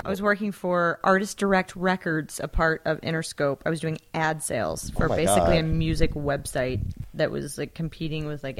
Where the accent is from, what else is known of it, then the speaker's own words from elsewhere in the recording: St. Louis, Missouri, United States; also born or lived in Chicago; now in Los Angeles, United States; I didn't think I'd live in LA for more than a year or two. I'm from St. Louis, Missouri, then lived in Chicago. Came out here for a job and a boyfriend at the time.